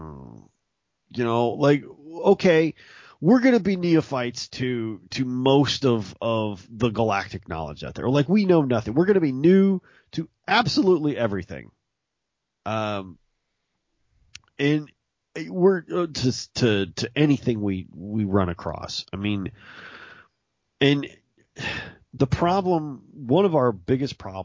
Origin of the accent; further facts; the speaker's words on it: Mississippi, United States; I come from there. I've been there. I was born there.